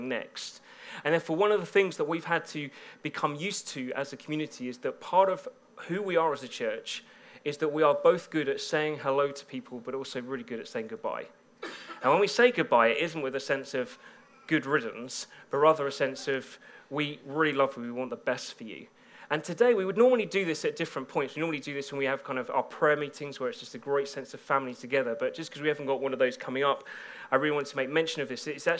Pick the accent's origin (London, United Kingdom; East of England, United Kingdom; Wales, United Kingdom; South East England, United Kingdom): East of England, United Kingdom; Bedford; now in Birmingham, United Kingdom; I come from Bedford